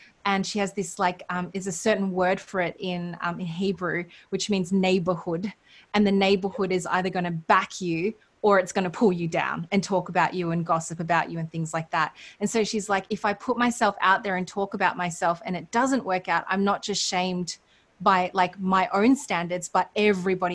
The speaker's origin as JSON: {"language": "English", "country": "Australia"}